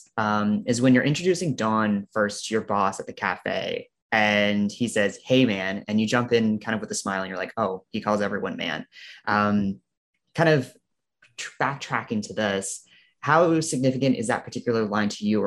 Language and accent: English; Nova Scotia, Canada; growing up in Nova Scotia